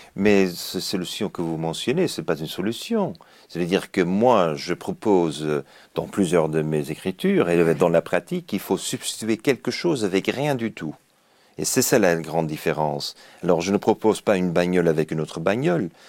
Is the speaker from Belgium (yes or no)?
yes; Belgium; now in Japan; je suis belge, j'habite le Japon